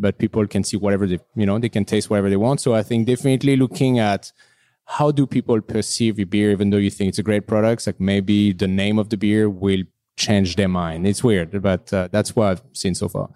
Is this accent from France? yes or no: yes; France; moved away as an adult; now in Vancouver, Canada; I'm from France, so I'm not the hugest beer guy